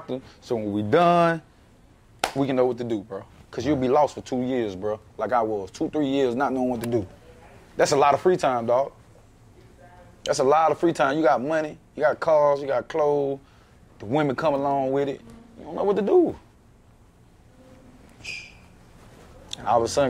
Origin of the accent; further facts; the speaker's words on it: United States; I'm originally from Happy Hill